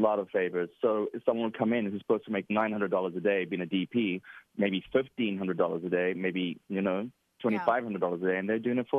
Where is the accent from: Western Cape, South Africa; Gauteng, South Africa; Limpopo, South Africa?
Western Cape, South Africa; Cape Town; now in United States; I am from Cape Town, South Africa.